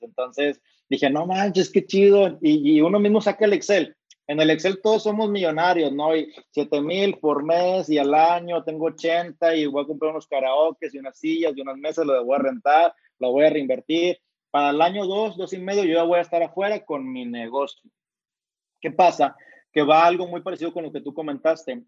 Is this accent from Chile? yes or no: no; Monterrey, Nuevo León, Mexico; soy de Monterrey